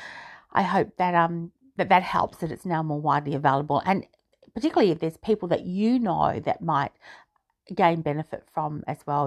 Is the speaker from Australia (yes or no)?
yes; Australia; which I am, being Australian